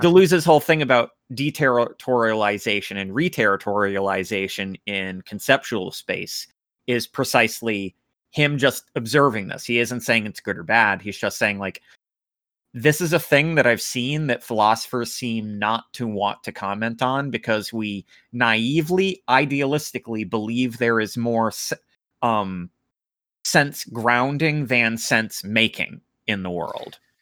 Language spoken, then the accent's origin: English; United States; I'm an American